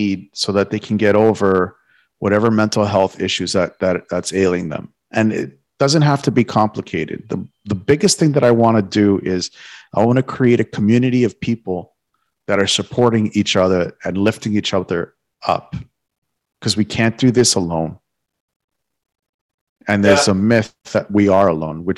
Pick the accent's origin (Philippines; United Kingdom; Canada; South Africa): Canada; Toronto, Ontario; moved away as an adult; now in South Florida, United States; I was born and raised in Toronto. My whole life I spent in Toronto